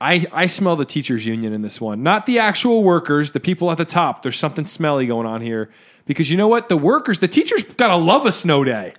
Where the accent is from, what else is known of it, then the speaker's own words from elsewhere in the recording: New Jersey, United States; we're from Jersey